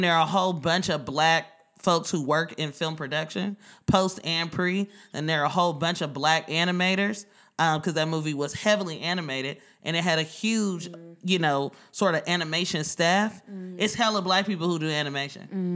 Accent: Oakland, California, United States; now in New York, United States; I'm from Oakland

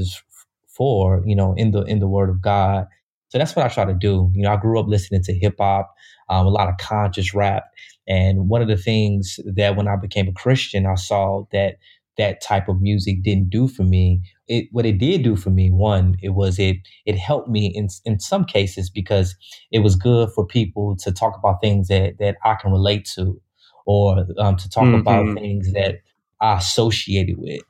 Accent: Chicago, Illinois, United States; I grew up in Chicago

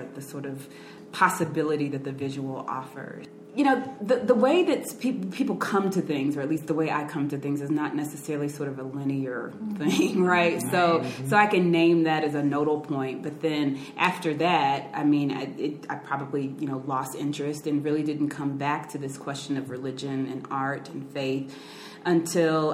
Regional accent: Arkansas, United States; I grew up Baptist in Arkansas.

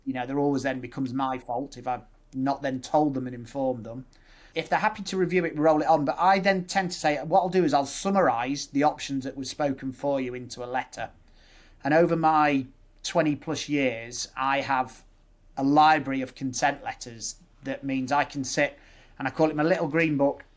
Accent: Nuneaton, West Midlands, United Kingdom; moved away as an adult; now in Leeds, United Kingdom; I'm born and bred in the Midlands. Mum and dad are all Irish, so they moved over. Um, grew up in the Midlands in Nuneaton

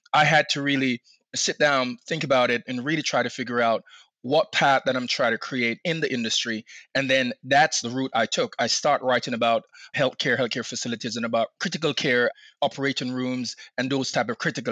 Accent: Jamaica; now in Maryland, United States; I'm from Jamaica originally.

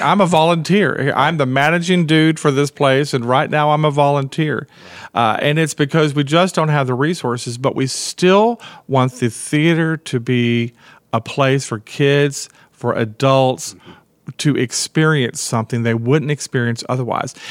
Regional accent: Brownwood, Texas, United States; I grew up in Brownwood

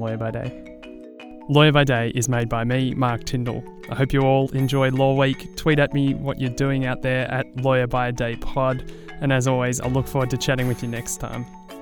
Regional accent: Australia; as an Australian public

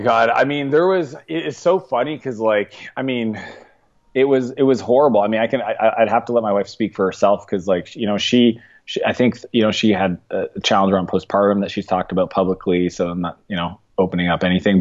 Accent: East Coast, Canada; moved away as an adult; now in San Francisco, United States; I grew up in Canada, so Canadian.

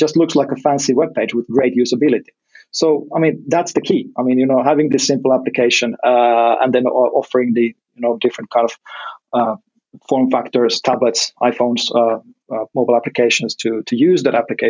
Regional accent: Finland; my home country, Finland

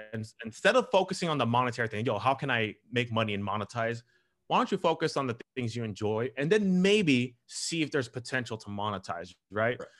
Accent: Southern California, United States; I grew up here in Southern California um, okay. all my life

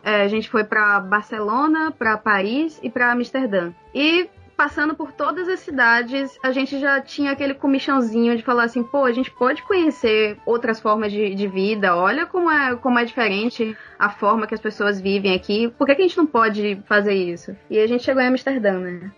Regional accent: Bahia, Brazil; moved away as an adult; now in Ireland; eu, como baiana

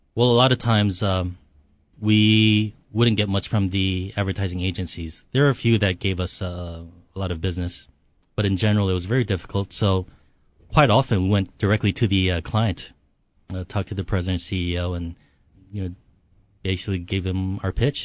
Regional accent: Hawaii, United States; also born or lived in Seoul, South Korea; Came here when I was six years old. Uh, so I've been here thirty-two years

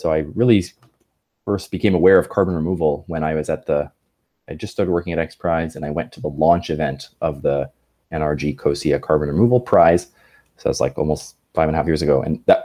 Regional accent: Canada; I grew up in Canada

